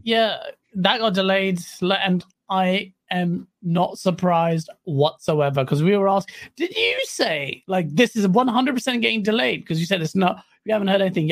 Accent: Pakistan; I'm Pakistani.

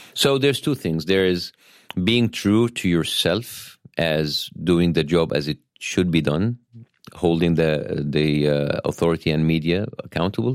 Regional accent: Cairo, Cairo Governorate, Egypt; English is a second language; moved away as an adult; now in Los Angeles, United States; I was born in Cairo, Egypt

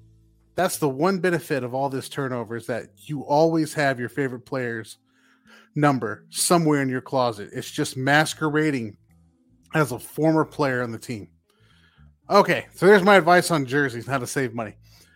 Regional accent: Ohio, United States; I'm born and bred in Ohio.

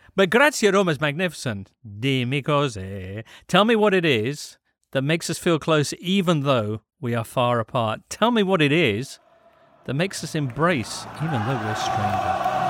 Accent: England, United Kingdom; We come at this as English people

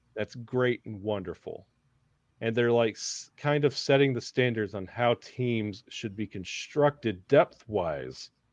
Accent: the South, United States; moved away; growing up in the South

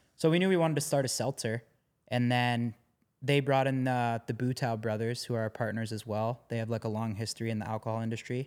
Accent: Canada; growing up in Canada

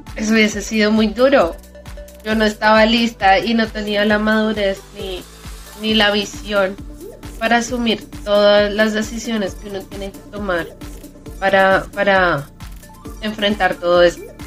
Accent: Bogotá, Colombia; moved away; yo soy de Bogotá

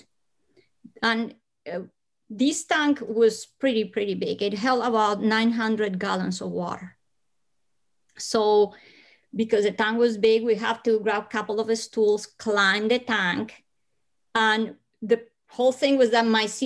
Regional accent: Bogotá, Bogotá Capital District, Colombia; because I was born in Colombia, I come from hot weather country, but I was born in Bogota, high up in the Andes.

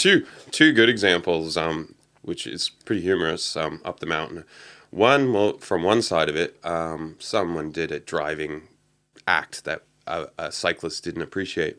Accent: Canada; moved away; I grew up in Canada

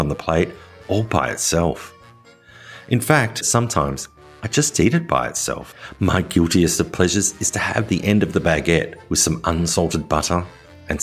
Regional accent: Australia; now in France; an Australian living in rural France

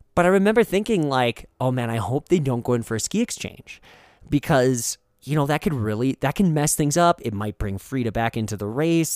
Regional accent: Fargo, North Dakota, United States; growing up in Fargo, North Dakota

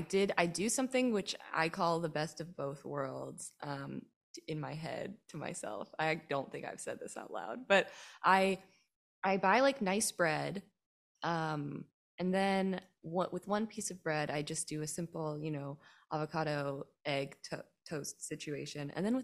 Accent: North Hollywood, California, United States; I grew up here in North Hollywood and I did not do any theater or acting or any improv stuff growing up.

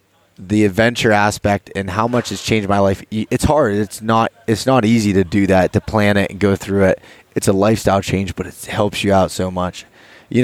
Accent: northern Pennsylvania, United States; born or raised there; also born or lived in Pittsburgh area

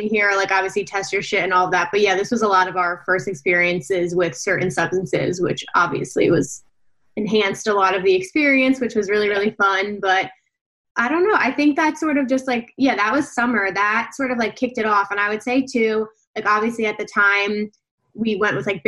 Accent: New Jersey, United States; we're also from New Jersey

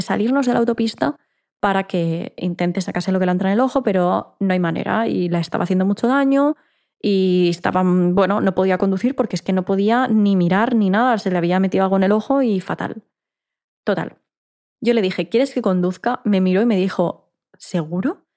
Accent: Ibiza, Balearic Islands, Spain; moved away as an adult; now in Barcelona, Spain; mi ciudad natal, que es Ibiza, es una isla pequeña

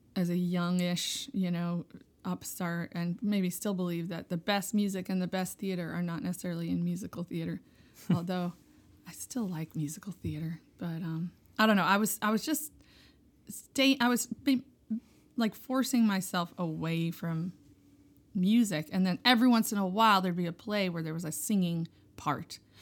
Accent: Hudson Valley, New York, United States; I grew up in the Hudson Valley of New York.

